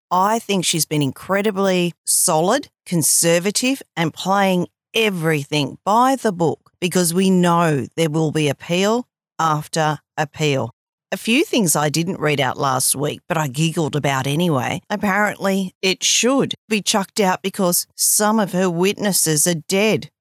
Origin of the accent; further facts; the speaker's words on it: Australia; I'm Australian